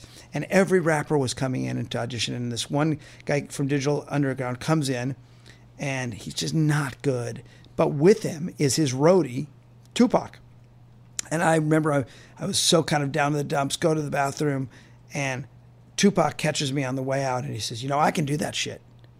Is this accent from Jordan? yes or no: no; Los Angeles, California, United States; a white Jew boy from, you know, Westwood to be living in Harlem